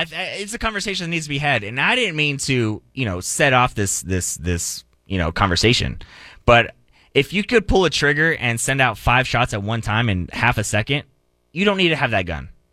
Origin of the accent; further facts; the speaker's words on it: Phoenix, Arizona, United States; also born or lived in El Paso, Texas; now in Dallas, United States; my hometown I consider is Phoenix